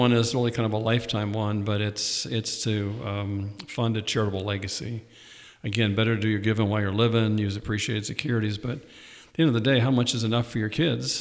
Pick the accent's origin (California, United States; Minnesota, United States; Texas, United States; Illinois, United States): California, United States; Southern; also born or lived in Indianapolis, Indiana; now in Ohio, United States; I grew up in Southern California, but turned into an Ohio boy through Indianapolis when I came to Ohio State